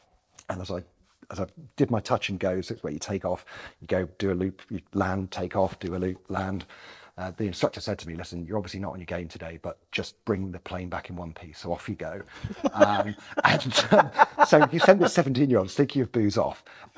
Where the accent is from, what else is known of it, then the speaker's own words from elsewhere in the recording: Newcastle, North East England, United Kingdom; also born or lived in Bromsgrove; I was actually born in Worcestershire, so I was born in Bromsgrove, and then 6 months later my parents moved up to the North East, and so I've grown up in Newcastle until I was maybe 20, 22.